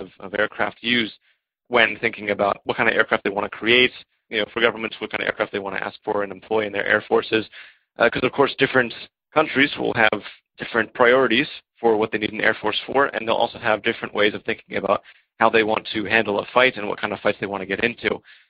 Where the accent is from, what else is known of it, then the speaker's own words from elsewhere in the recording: Maryland, United States; now in Czech Republic; born and raised in Maryland, but currently living in the Czech Republic.